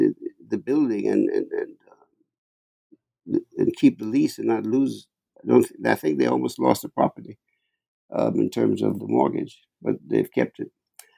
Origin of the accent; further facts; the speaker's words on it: New York, United States; If you walk anywhere, I'm a New Yorker, right?